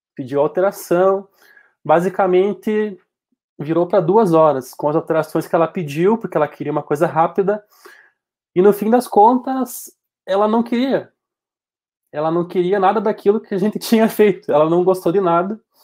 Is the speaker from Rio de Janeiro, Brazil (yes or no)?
no; Passo Fundo, Rio Grande do Sul, Brazil; tenho 28 anos, sou daqui de Passo Fundo